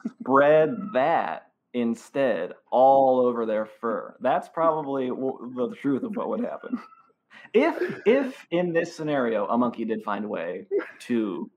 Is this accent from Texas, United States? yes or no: no; Cedar Rapids, Iowa, United States; My hometown that I was born and raised in, Cedar Rapids, Iowa.